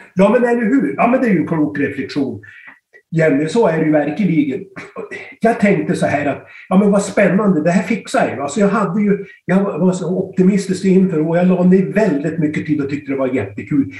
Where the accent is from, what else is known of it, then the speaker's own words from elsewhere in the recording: Styrnäset, opposite Kramfors airport, Västernorrland County, Sweden; Jag är uppväxt i Styrnäsen, i Djuped rättare sagt, mitt emot Kramfors flygplats.